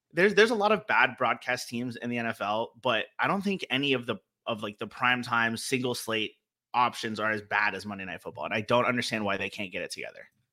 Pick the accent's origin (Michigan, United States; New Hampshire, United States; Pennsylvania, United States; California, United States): California, United States; Los Angeles; growing up in L A with no team